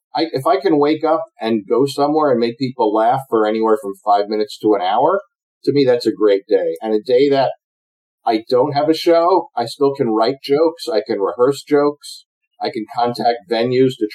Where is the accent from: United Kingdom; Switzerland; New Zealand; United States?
United States; I'm an American pilot